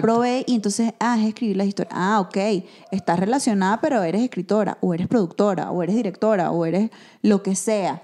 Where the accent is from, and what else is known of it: Venezuela; now in Mexico